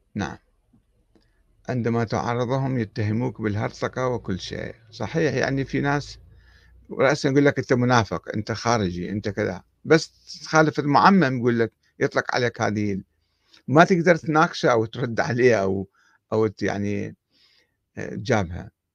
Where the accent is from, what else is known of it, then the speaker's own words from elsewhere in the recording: Iraq; احنا عندنا بالعراق